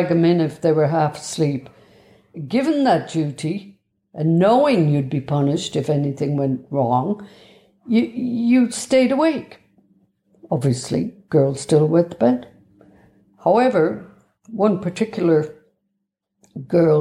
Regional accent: Cork, Munster, Ireland; I was born in the Bessborough Mother and Baby Institution in Cork

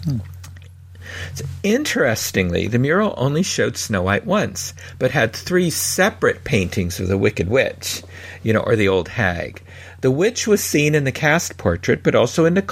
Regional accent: San Francisco, California, United States; I grew up in San Francisco, we had Playland at the beach

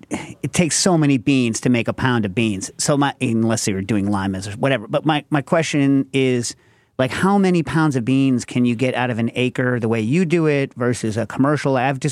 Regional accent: New York, United States; New York

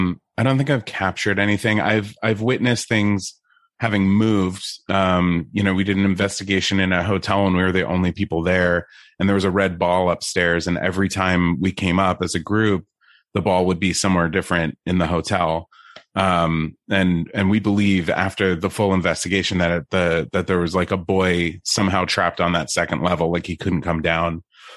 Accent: New York, United States; I'm from New York.

